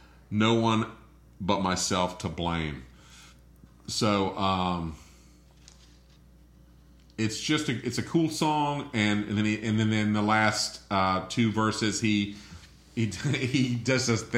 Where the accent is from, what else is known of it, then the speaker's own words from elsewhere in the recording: Florida, United States; I'm from Florida